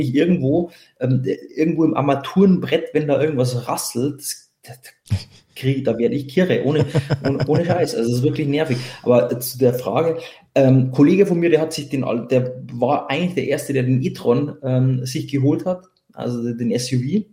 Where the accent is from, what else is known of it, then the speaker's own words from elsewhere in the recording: Bavaria, Germany; bei uns in Bayern